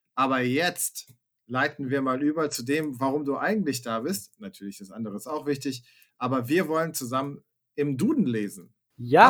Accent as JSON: {"language": "German", "region": "Hesse", "country": "Germany", "tie": "born or raised there", "said": "ich bin in Hessen zur Schule gegangen"}